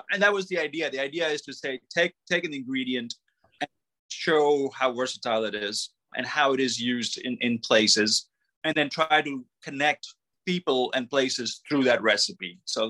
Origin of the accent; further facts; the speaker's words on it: Mississippi, United States; I mean, if I'm going to claim I'm from Mississippi, then I was not going to not have catfish recipes in the book.